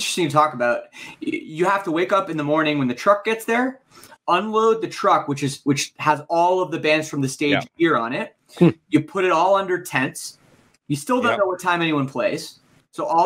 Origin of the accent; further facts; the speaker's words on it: Oakville, Ontario, Canada; River Oaks, which is the name of the community I grew up in Oakville